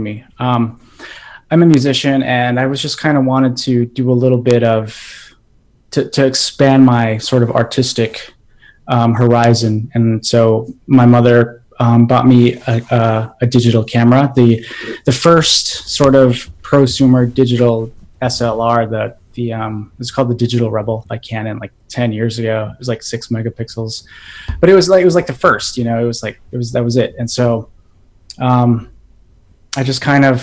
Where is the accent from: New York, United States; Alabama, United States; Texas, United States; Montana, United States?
Montana, United States; moved away as an adult; now in Chicago, United States; I am Crow. I'm from Montana. I recently relocated to Chicago, but you know, I try to go back home to Montana